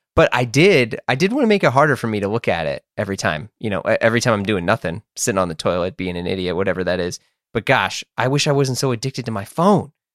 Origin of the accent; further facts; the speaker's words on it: United States; I grew up in the United States